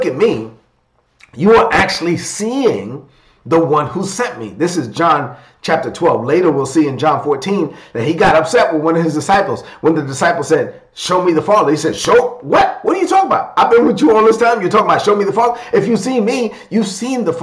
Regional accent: New York City, New York, United States; I was raised in East New York, Brooklyn. I'm of Dominican and a child of immigrants from the Dominican Republic. So I'm a Dominican kid from Brooklyn.

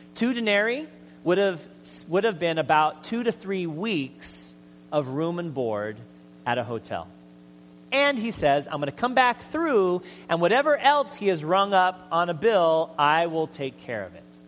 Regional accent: Hawaii, United States; I'm from Hawaii

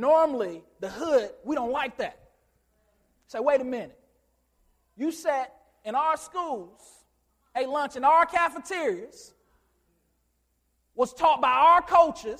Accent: Chicago, Illinois, United States; I'm from Chicago

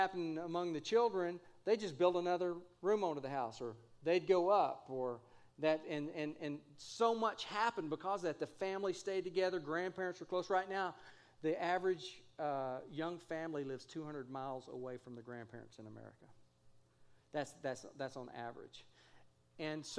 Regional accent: Texas, United States; moved away; also born or lived in Kansas City; I grew up in Texas. I'm from Texas.

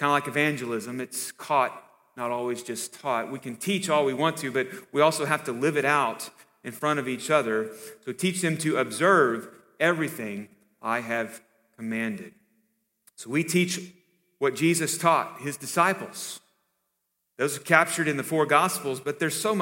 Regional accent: the Bible Belt, United States; growing up in the Bible Belt

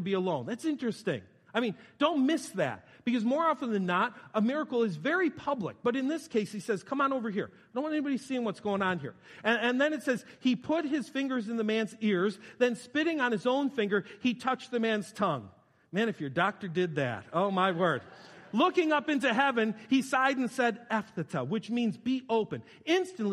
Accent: New York, United States; I'm from New York

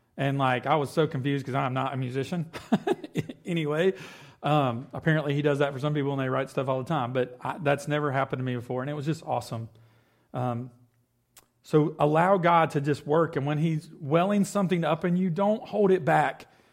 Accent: Cross Plains, United States; growing up in Cross Plains

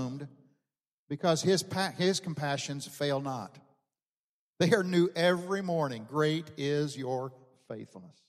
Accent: Oklahoma, United States; I'm from Oklahoma. I'm a Sooner

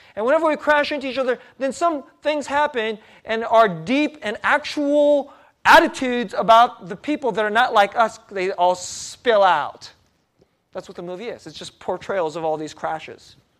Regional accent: San Jose, California, United States; moved away; also born or lived in East Coast; San Jose, California.

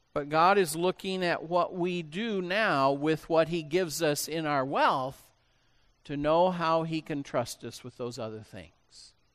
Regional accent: Illinois, United States; I grew up on a farm and I can just see this whole process happening on farms, where I grew up in Illinois

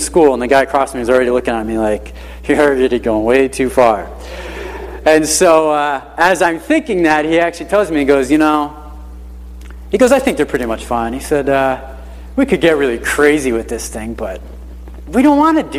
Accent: Hartford, Connecticut, United States; moved away as an adult; now in Naugatuck, United States; I grew up in the Hartford area.

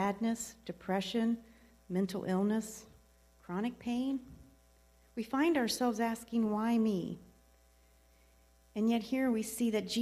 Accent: Southern Ohio, United States; I'm from Southern Ohio, so I can say wallowing

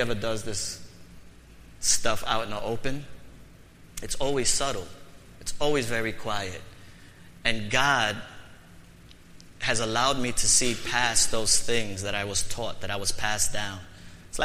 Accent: New York City, New York, United States; I was born and raised in the Bronx

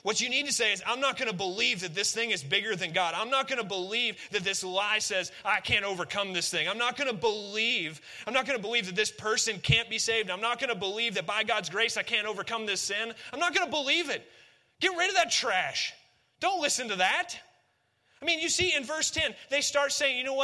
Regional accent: Northwest Missouri, United States; we're from Northwest Missouri

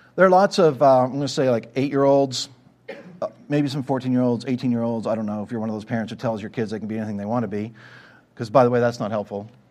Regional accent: Canada; moved away; I grew up in Canada

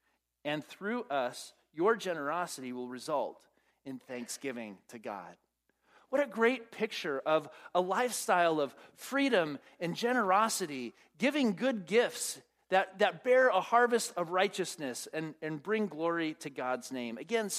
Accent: Phoenix, Arizona, United States; and I'm from Phoenix. Come on. It is humid, man.

